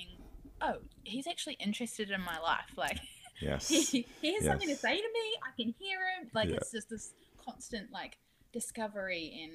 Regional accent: Rangiora, Canterbury, New Zealand; I grew up in New Zealand

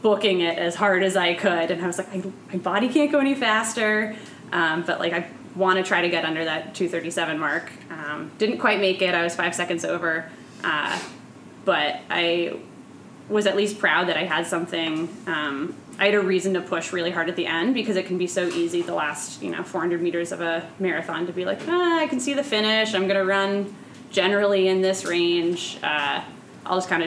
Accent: United States; as an American abroad

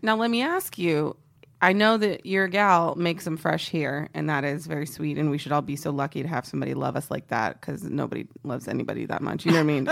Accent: Texas, United States; I mentioned before I'm from Texas. Um, I'm very patriotic about being from Texas.

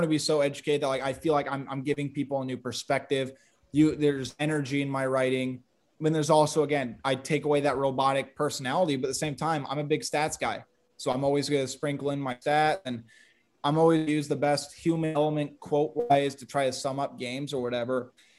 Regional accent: Sioux City, Iowa, United States; born there; I was born in Sioux City. I moved around a little bit. My parents were Iowa fans.

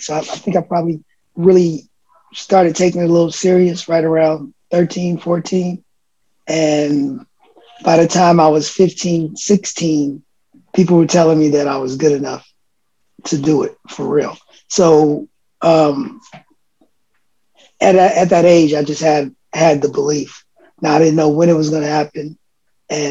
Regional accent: Oakland, California, United States; born or raised there; also born or lived in Philadelphia

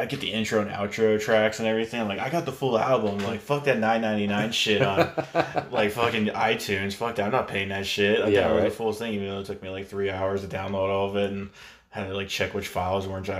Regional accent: California, United States; In Bay Area

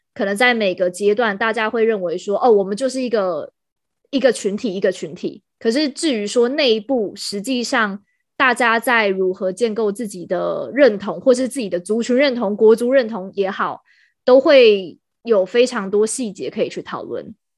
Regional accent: Taiwan; 我们是台湾人

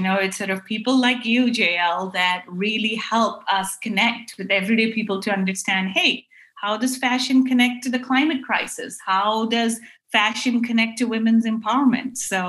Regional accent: Karachi, Sindh, Pakistan; moved away as an adult; now in United States; I am Pakistani-American. I grew up in Karachi, which is home to a lot of production where our jeans and tops come from. And I have been in the U.S. some 20 years, so I guess I'm half and half now.

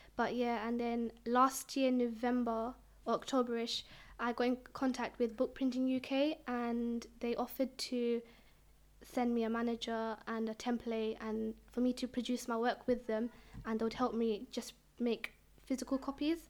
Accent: London, United Kingdom; I'm from East London.

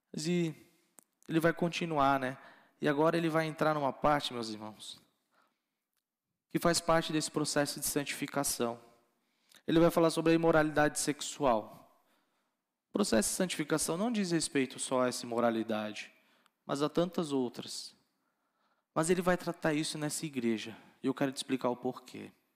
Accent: Florianópolis, Santa Catarina, Brazil; Eu sou lá de Floripa

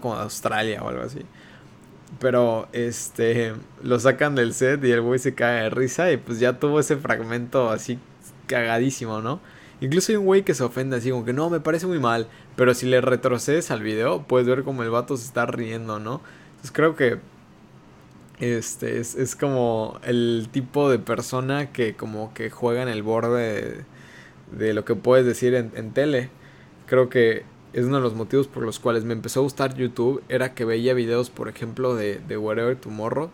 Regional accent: Mexico; como ciudadanos mexicanos

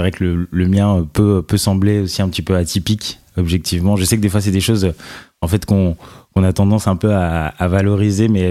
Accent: Nanterre, Île-de-France, France; j'ai grandi à Nanterre, donc en banlieue, pendant très longtemps

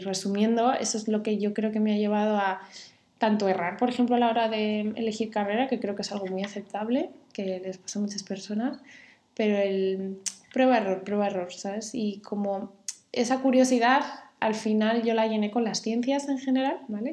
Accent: Santander, Cantabria, Spain; yo me crié en Santander

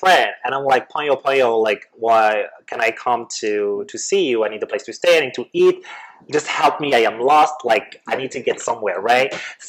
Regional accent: France; English is a second language; Yes, because I am Arab, because I'm not white, because I'm not a native speaker. I come from France, and yet I was working better and faster than anybody else.

